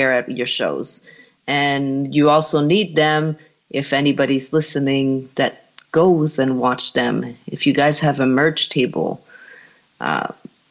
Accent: Montreal, Quebec, Canada; moved away as an adult; now in North Carolina, United States; I'm from Canada originally, from Montreal, Canada. And I moved to North Carolina last year

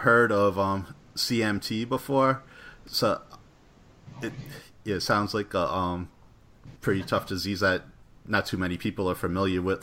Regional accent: Rhode Island, United States; I'm from Rhode Island

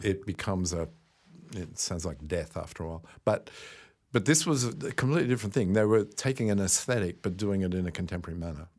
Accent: Australia; maybe this is being Australian

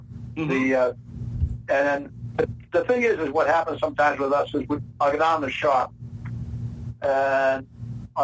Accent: Maine, United States; accent: Maine; I lived in Maine for, about 30 years of my life, so I kind of think that, there might be some Maine accent there

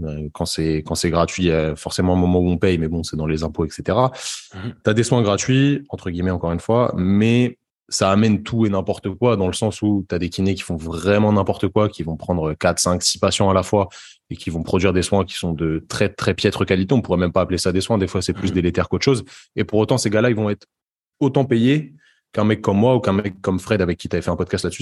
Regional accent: Paris suburbs, Île-de-France, France; moved away as an adult; also born or lived in Brittany; je suis originaire de la banlieue parisienne et je me suis expatrié pour faire mes études de kiné euh, dans, dans l'ouest de la France, donc en Bretagne

